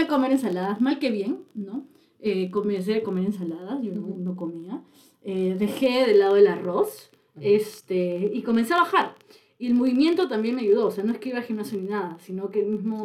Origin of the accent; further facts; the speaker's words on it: Lima, Peru; also born or lived in Chiclayo, Peru; yo nací en Chiclayo, que es una provincia de, Perú, y después vine a Lima